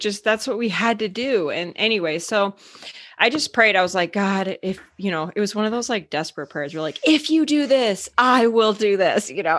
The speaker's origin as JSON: {"language": "English", "region": "Arizona", "country": "United States", "tie": "born or raised there", "moved": "as an adult", "lives_now": "Minnesota, United States", "said": "So I actually grew up in Arizona, but I live in Minnesota"}